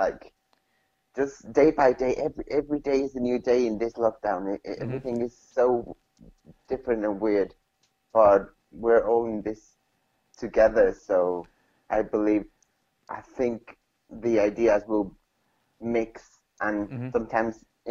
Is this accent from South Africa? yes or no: no; Mexico; now in United Kingdom; I'm originally from Mexico.